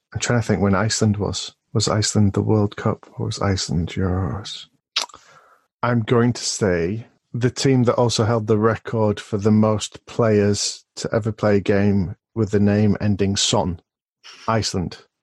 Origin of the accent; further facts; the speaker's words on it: Rochdale, North West England, United Kingdom; my hometown today, which is Rochdale